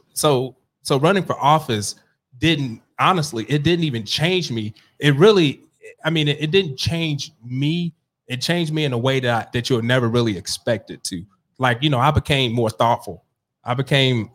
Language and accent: English; Ferguson, Missouri, United States; also born or lived in North St. Louis; I grew up in Ferguson, so I grew up in North County